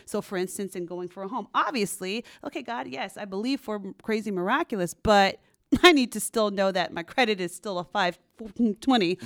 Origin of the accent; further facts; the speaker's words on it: San Jose, California, United States; also born or lived in Stanford, California; I'm a Bay Area native, so I'm from um, pretty much born and raised over here in San Jose, California